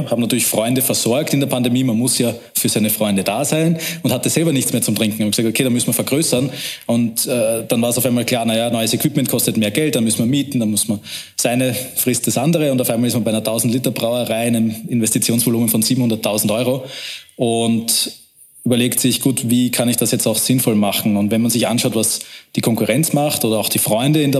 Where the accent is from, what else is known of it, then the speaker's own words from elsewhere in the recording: Vienna, Austria; Wir sehen uns aber als Wiener